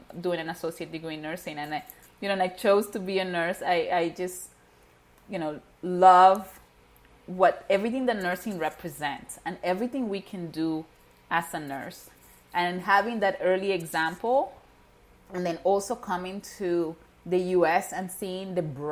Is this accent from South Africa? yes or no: no; Venezuela; moved away; I was born and raised in Venezuela. My parents are Haitian